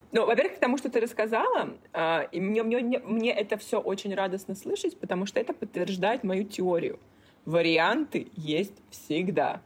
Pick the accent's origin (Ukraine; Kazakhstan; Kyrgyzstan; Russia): Russia; Kaliningrad, Kaliningrad Oblast; moved away as an adult; also born or lived in Italy / Czech Republic / Hong Kong; now in Singapore; Росла, да, я росла в Калининграде